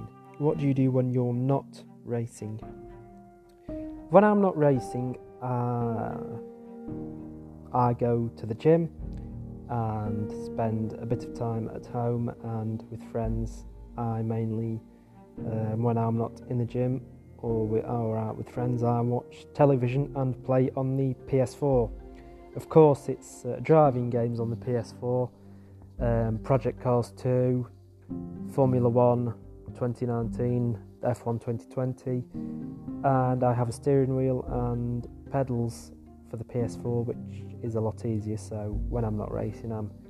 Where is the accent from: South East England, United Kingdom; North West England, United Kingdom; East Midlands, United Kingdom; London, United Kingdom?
North West England, United Kingdom; Macclesfield; I'm from Macclesfield in Staffordshire in England.